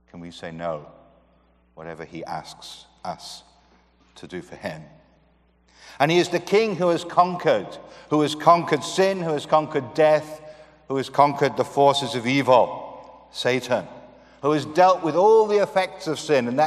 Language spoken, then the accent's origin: English; United Kingdom; I come from the United Kingdom. That's a physical area comprising Great Britain and Northern Ireland. And it confuses most people because we have about four different ways of referring to our country, uh, but we are the United Kingdom.